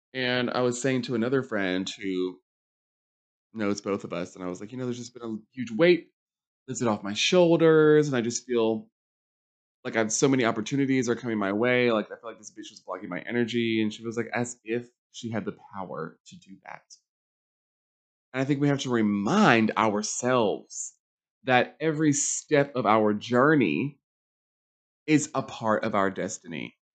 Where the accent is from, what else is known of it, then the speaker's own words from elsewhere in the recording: Charlotte, North Carolina, United States; I grew up in Charlotte, Mecklenburg County